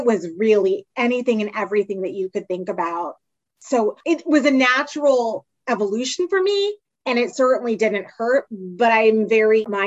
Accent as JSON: {"language": "English", "town": "Silver Spring", "region": "Maryland", "country": "United States", "tie": "born or raised there", "also_born_or_lived": "Pittsburgh, Pennsylvania / North Carolina", "said": "I'm from the DC, Maryland suburbs. So I grew up in Silver Spring, Maryland"}